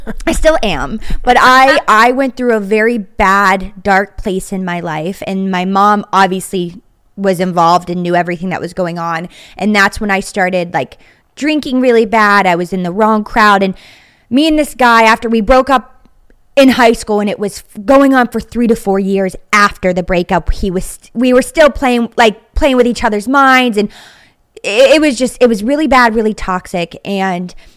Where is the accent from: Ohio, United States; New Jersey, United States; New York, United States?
Ohio, United States; Wintersville; now in Pittsburgh, United States; I actually grew up in Wintersville, Ohio, which is like the village inside of Steubenville